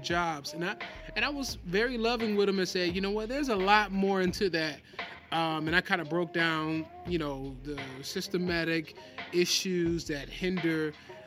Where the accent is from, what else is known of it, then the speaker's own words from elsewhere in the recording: Detroit, Michigan, United States; we're from Detroit